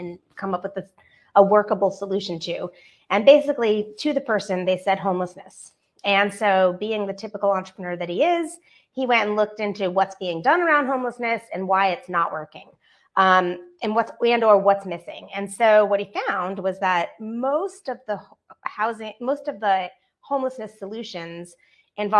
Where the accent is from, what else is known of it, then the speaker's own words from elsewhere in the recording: Northeast, United States; now in Atlanta, United States; I'm from the Northeast, and Dunkin' is our best friend. Dunkin' Donuts. There, where I grew up, there was 5 within 1 mile of my house.